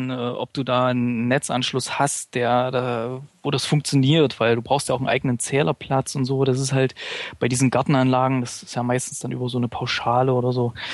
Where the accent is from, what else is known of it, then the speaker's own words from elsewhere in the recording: Gera, Thuringia, Germany; weil wir haben äh, Beispiele in, in meiner Heimatstadt Gera